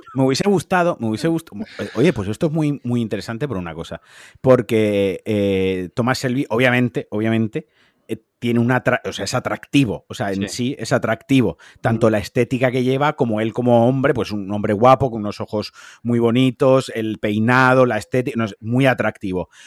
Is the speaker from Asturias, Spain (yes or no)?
no; Valencian Community, Spain; los valencianos